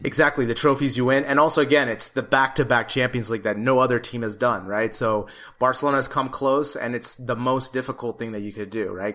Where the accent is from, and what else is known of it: California, United States; now in Madrid, Spain